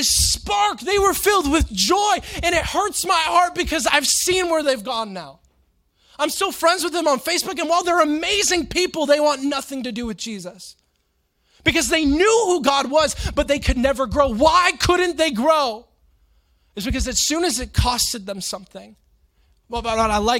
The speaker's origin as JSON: {"language": "English", "region": "Florida", "country": "United States", "tie": "born or raised there", "said": "growing up in Florida"}